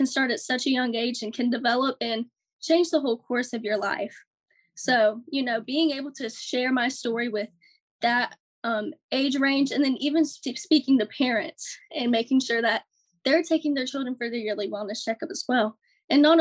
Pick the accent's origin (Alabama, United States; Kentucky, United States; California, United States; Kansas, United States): Alabama, United States; Fairhope; I'm 18 years old and I'm from Fairhope, Alabama, and I'm Miss Gulf Coast 2023.